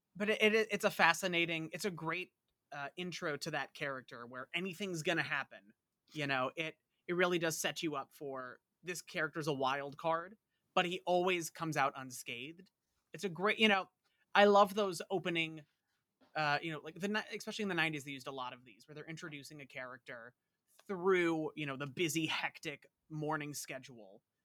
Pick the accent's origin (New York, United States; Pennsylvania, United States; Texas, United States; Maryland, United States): New York, United States; Long Island; I'm about as Long Island as it gets